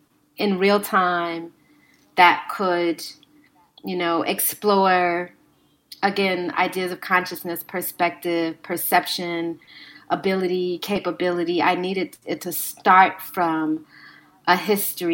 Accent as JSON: {"language": "English", "town": "Chicago", "region": "Illinois", "country": "United States", "tie": "born or raised there", "said": "I'm from Chicago, so I'm very familiar with these sites"}